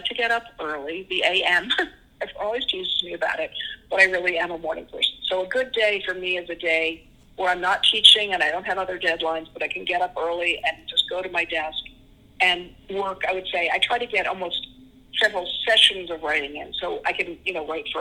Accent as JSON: {"language": "English", "town": "Washington", "region": "District of Columbia", "country": "United States", "tie": "born or raised there", "moved": "yes", "said": "I grew up in Washington, D.C."}